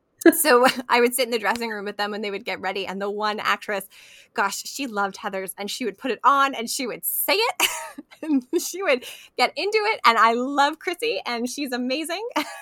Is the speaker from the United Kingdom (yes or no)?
yes; Scotland, United Kingdom; As a Scottish pagan, I do love this movie